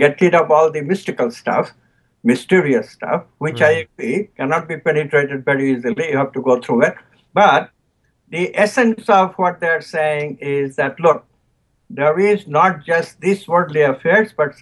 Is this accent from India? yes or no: yes; Kolkata, West Bengal, India; now in United States; I was born in near Calcutta